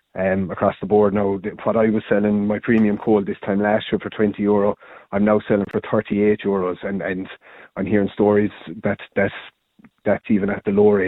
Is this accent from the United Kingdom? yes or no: no; Hospital, Munster, Ireland; I'm originally from Hospital in County Limerick, so I'm born and bred in the town